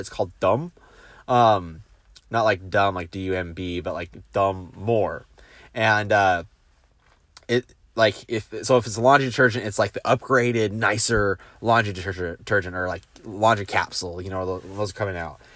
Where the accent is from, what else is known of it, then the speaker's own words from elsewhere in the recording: United States; now in South Korea; as an American